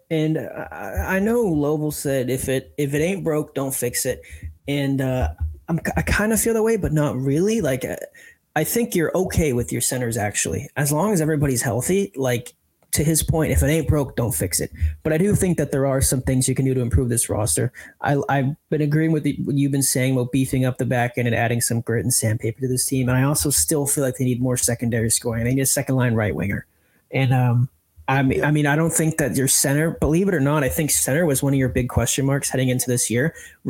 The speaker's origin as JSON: {"language": "English", "town": "Plymouth", "region": "South West England", "country": "United Kingdom", "said": "because I'm actually from Plymouth, where they set off and have walked past the Mayflower steps"}